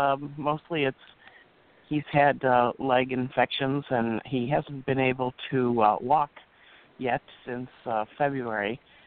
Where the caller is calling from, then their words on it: Chicago, Illinois, United States; from Chicago.